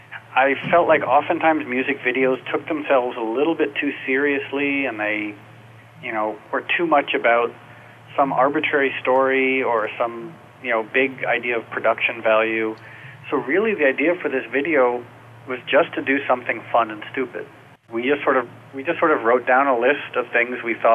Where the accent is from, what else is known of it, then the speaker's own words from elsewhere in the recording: New York, United States; moved away as an adult; now in Los Angeles, United States; I was raised in New York, and I moved to L.A. a few years ago